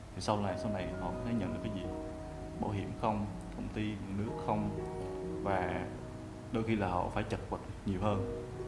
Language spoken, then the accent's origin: Vietnamese; Quang Ngai, Vietnam; now in Ho Chi Minh City, Vietnam; mình quê ở quảng ngãi và đang sống và làm việc ở thành phố hồ chí minh